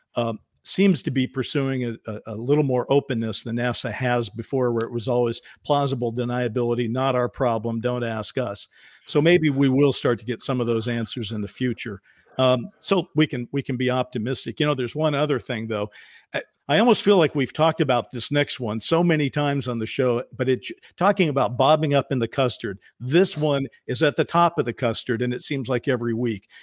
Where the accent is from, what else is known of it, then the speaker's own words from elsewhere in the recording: United States; as an American